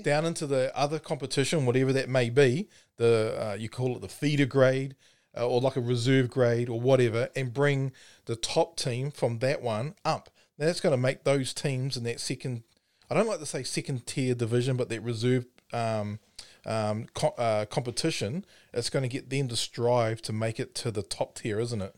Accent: Timaru, Canterbury, New Zealand; I'm from Timaru

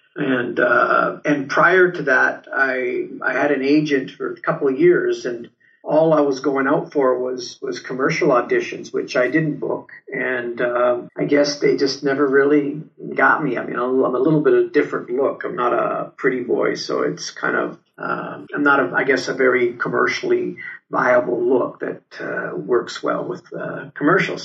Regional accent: Turin, Piedmont, Italy; now in Canada; I was born in Torino, uh, which is in the north

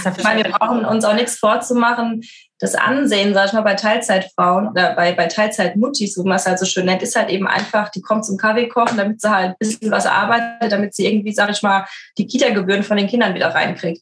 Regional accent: Frankfurt, Hesse, Germany; ich bin so ein typisches Frankfurter Mädchen, bin ja geboren in Frankfurt, bin auch aufgewachsen

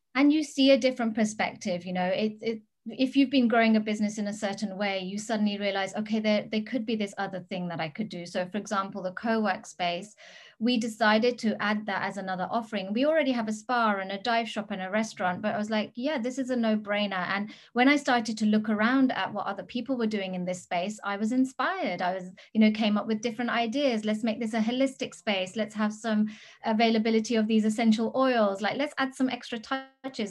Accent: England, United Kingdom; moved away as an adult; also born or lived in Gili Trawangan, Indonesia; now in Bali, Indonesia; I am British. I've been I was born in England

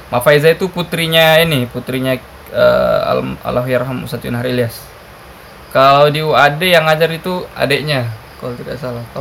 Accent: South Sulawesi, Indonesia; saya dari Sulawesi Selatan, merantau ke Jogja, tamat SMA, kuliah di UNY, kuliah di PUTM, UNY itu.

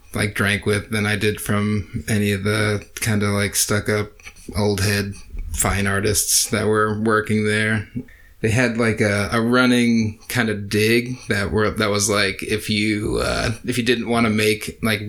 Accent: Connecticut, United States; moved away as an adult; also born or lived in Salem, Massachusetts; now in Providence, United States; I'm originally from Connecticut, so I've pretty much been in New England my whole life

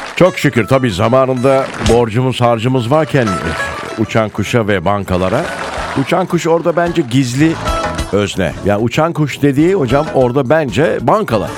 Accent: Denizli, Turkey; moved away; Benim memleketimle

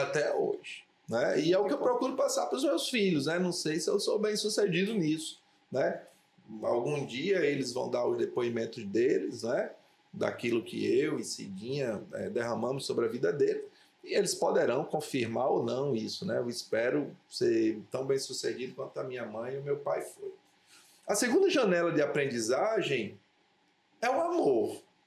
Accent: Natal, Rio Grande do Norte, Brazil; also born or lived in Areia Branca; nasci aqui em Natal, em 72 papai foi transferido

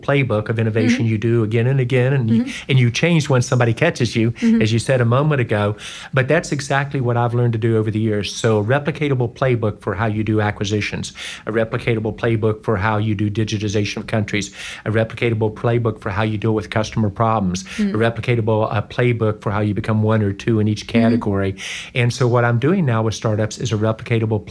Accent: West Virginia, United States; moved away; also born or lived in North Carolina / Georgia / Indiana / Ohio; I'm from West Virginia

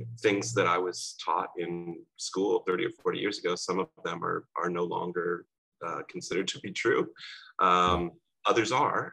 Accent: Cincinnati, Ohio, United States; also born or lived in Toronto, Canada; we moved to Cincinnati when I was 2 years old. And so I grew up in Cincinnati, Ohio

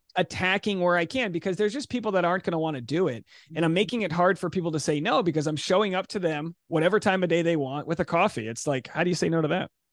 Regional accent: Rhode Island, United States; I'm from Rhode Island

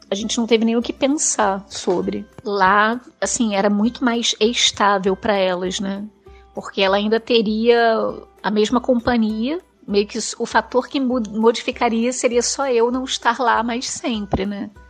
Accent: Rio de Janeiro, Brazil; eu sou do Rio de Janeiro, sempre morei no Rio de Janeiro

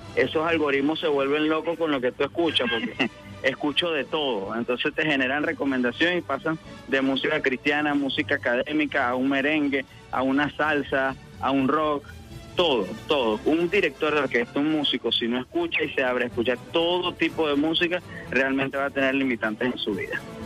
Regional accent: Calabozo, Guárico, Venezuela; moved away; comencé en mi pueblo querido de Calabozo, en el estado Guárico

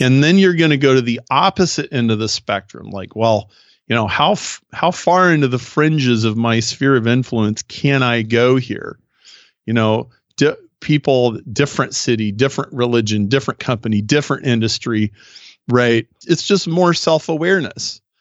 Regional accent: Nebraska, United States; now in Chicago, United States; I grew up in Nebraska, I live in Chicago, so I'm a very Midwestern guy

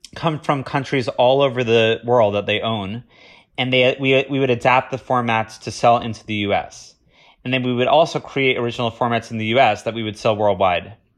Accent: Boca Raton, Florida, United States; moved away; I'm originally from Boca Raton, Florida

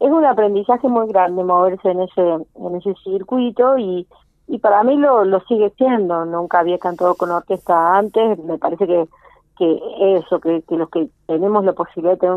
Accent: Cruz del Eje, Córdoba, Argentina; now in Unquillo, Argentina; Yo no nací acá en Unquillo, pero vivo en Unquillo hace ya más de 10 años. ¿Dónde naciste vos? Eh, en Cruz del Eje.

